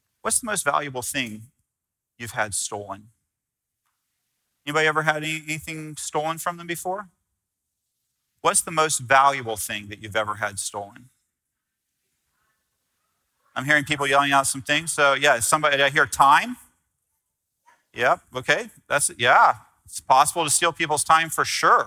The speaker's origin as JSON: {"language": "English", "country": "United States", "said": "I'm American"}